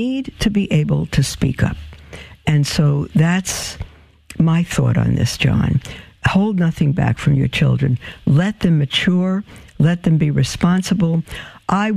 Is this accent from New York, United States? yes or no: yes; New York City, New York, United States; we grew up as Jewish in Brooklyn